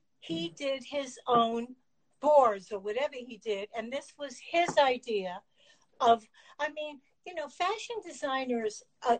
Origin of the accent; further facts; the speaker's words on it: East Coast, United States; I come from the East Coast.